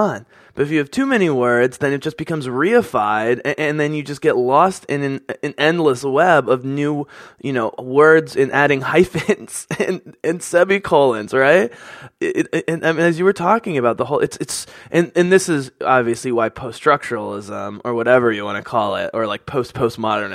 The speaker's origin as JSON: {"language": "English", "town": "Philadelphia", "region": "Pennsylvania", "country": "United States", "tie": "born or raised there", "said": "growing up on the East Coast in suburban Philadelphia, as a white person"}